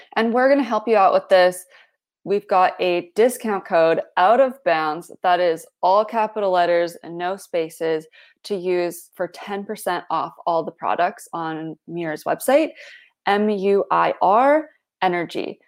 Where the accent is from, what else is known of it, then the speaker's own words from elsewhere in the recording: Canada; I'm a Canadian